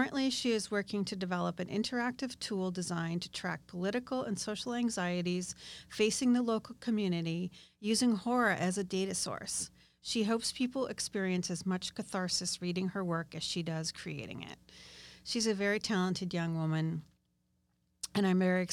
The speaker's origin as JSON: {"language": "English", "area": "South Shore", "region": "Massachusetts", "country": "United States", "said": "We are both from the South Shore"}